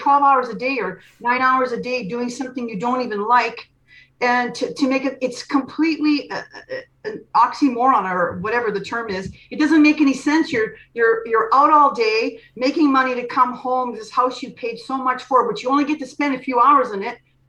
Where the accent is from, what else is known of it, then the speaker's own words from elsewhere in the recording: Canada; I'm from Canada